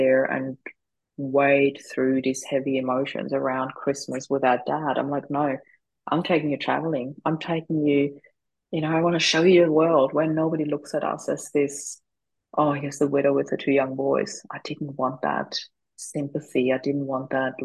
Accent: Austria; moved away as an adult; now in Australia; I'm originally from Austria

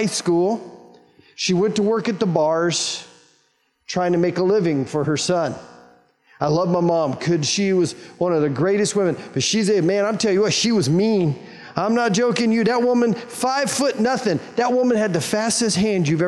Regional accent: Wichita, Kansas, United States; I was born and raised in Wichita, Kansas

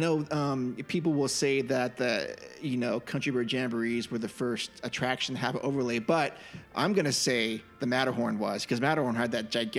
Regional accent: San Jose, California, United States; Growing up in San Jose

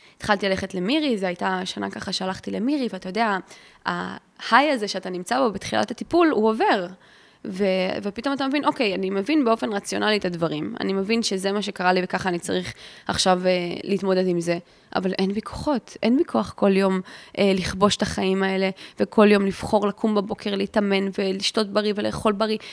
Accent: Ramat Gan, Tel Aviv District, Israel; אני גדלתי ברמת גן, ברמת חן

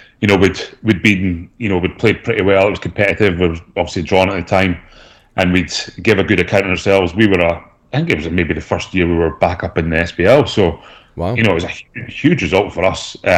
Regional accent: Aberdeen, Scotland, United Kingdom; moved away as an adult; also born or lived in Cardiff; now in Australia; I grew up in Aberdeen

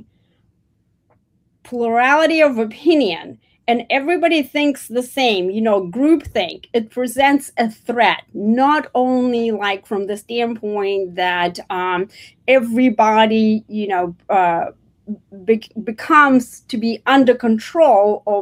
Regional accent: Russia; moved away as an adult; now in United States; I was born actually in the Soviet Union, former Soviet Union, before the country fell apart into 15 different countries.

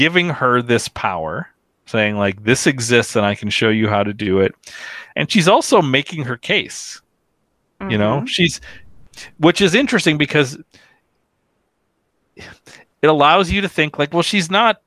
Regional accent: United States; as an American

